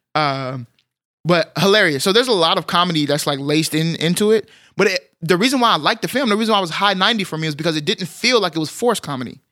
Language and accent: English; Texas, United States; as a Texan